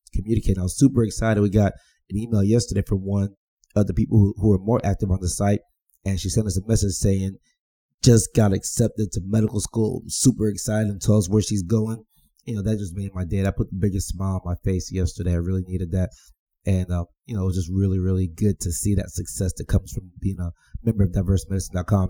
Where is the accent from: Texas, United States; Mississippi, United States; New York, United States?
Texas, United States; I'm from Texas. I say y'all